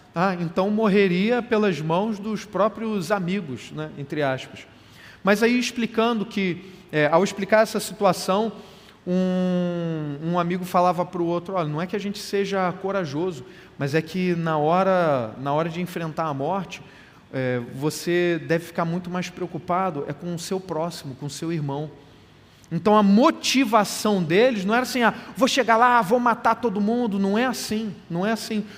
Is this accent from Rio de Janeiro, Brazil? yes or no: yes; Carioca, Rio de Janeiro, Brazil; a gente, como é carioca